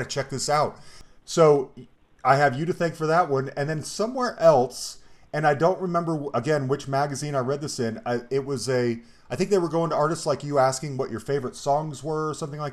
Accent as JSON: {"language": "English", "region": "Colorado", "country": "United States", "said": "I'm from Colorado"}